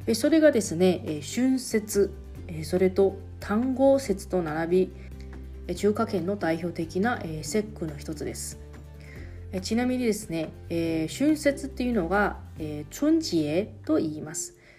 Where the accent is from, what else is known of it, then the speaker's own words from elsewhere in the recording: Taiwan; moved away as an adult; now in Okinawa, Japan; 私台湾出身の記者